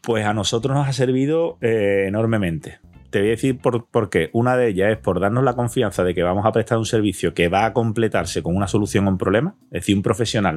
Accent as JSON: {"language": "Spanish", "region": "Andalusia", "country": "Spain", "said": "como andaluces que somos"}